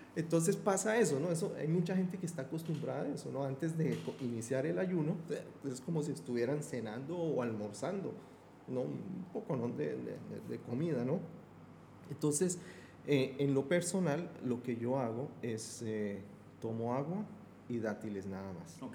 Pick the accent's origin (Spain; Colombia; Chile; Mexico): Colombia; Bogotá; Yo soy de Bogotá, de la región andina